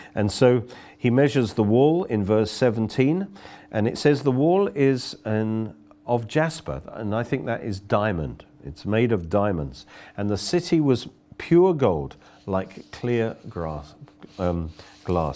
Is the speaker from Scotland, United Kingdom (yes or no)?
no; Oxford, South East England, United Kingdom; I come from Oxford